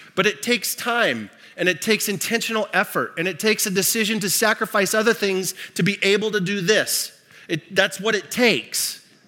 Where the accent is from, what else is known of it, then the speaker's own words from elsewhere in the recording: Libby, Montana, United States; I grew up in Montana. Um, in fact, I grew up in Libby, Montana, uh, the asbestos capital of the world.